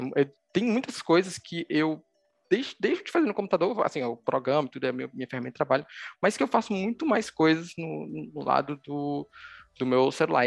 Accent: Recife, Pernambuco, Brazil; sou daqui de Recife, Pernambuco

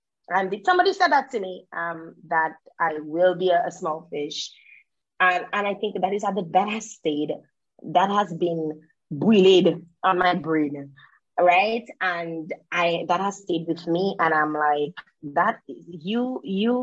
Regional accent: Dominica; also born or lived in Canada; growing up in Dominica, and even being in Dominica

